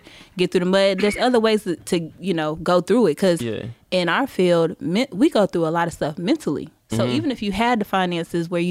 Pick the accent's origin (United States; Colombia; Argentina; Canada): United States; Charlotte, North Carolina; moved away as an adult; also born or lived in Greensboro, North Carolina / Atlanta, Georgia; I'm from Charlotte, but I went to school in Greensboro, and okay. then moved there straight out of college